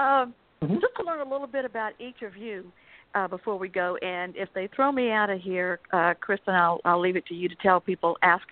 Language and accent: English; the South, United States; accent: Southern; you can probably tell by my accent that I'm a Southerner.